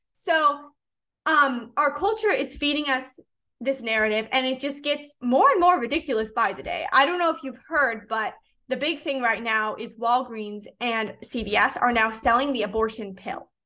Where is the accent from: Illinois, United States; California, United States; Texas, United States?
Illinois, United States; Chicago; moved away as an adult; now in Clearwater, United States; I grew up in the Chicagoland area